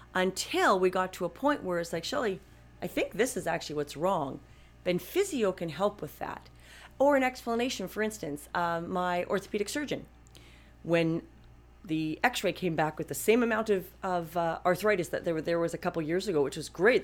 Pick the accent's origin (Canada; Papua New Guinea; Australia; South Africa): Canada; I'm a Canadian